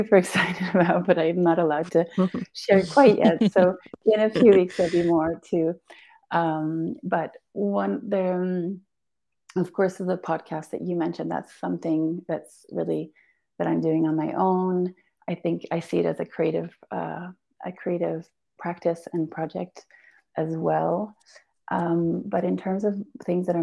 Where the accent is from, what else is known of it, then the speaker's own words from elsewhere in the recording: Belgium; also born or lived in Portugal; now in Ericeira, Portugal; I was Albanian, but born and raised in Belgium and now in Portugal